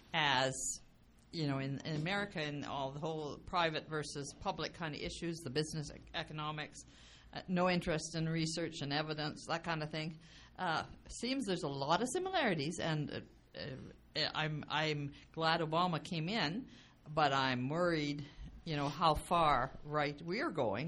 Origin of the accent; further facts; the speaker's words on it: Alberta, Canada; as a left-leaning Albertan